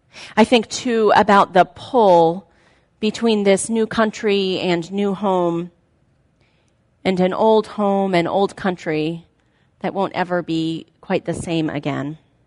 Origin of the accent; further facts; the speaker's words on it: United States; For those of us who were born as American citizens and who perhaps have an immigration story that is several generations back, as mine is